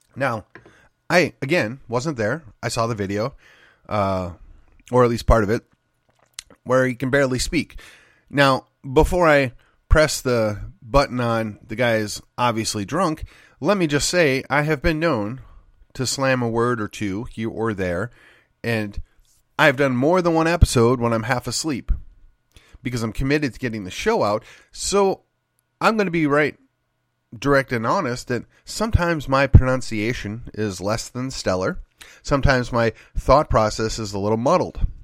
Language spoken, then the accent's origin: English; Texas, United States; Ken Paxton is from my hometown. Ken Paxton was my state rep. Then Ken Paxton was my state senator